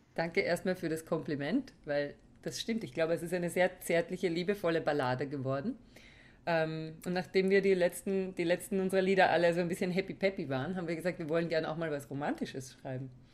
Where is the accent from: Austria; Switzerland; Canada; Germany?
Austria; Weinviertel, Lower Austria; Bei uns im Weinviertel nannte man das so